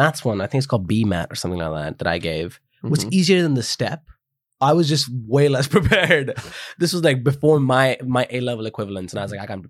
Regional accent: Delhi, India; also born or lived in Leamington Spa, United Kingdom; now in London, United Kingdom; obviously, I come from Delhi, which is a big city, fair enough. But that's where I grew up. I knew the city. I know the people. And I've lived there as a kid.

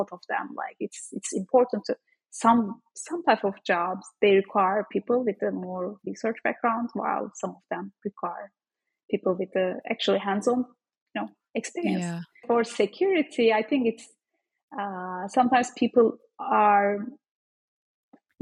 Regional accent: Turkey; moved away as an adult; now in United States; I am actually Turkish. I am from Turkey, so I studied there.

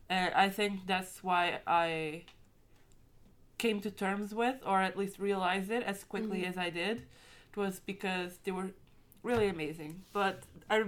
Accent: Portugal; I'm from Portugal, and my country's very Catholic

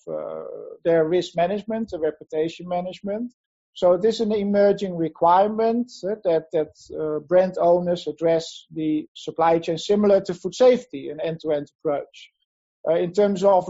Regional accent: Netherlands; moved away as an adult; now in Asia; I'm from Holland originally. I have been in Asia since 2003 permanently

